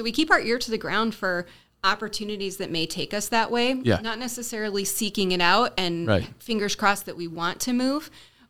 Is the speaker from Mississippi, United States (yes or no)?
no; Indiana, United States; I love corn casserole. I'm from Indiana and corn's kind of our jam.